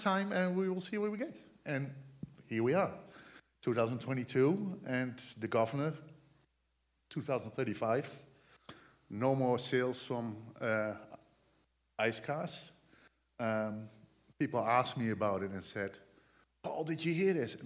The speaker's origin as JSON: {"language": "English", "country": "Netherlands", "second_language": "English", "moved": "as an adult", "lives_now": "United States", "said": "I came from the Netherlands."}